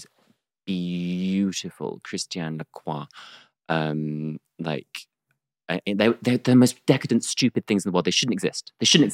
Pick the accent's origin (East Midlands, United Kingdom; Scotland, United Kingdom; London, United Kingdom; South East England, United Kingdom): South East England, United Kingdom; near Gatwick; I grew up really near Gatwick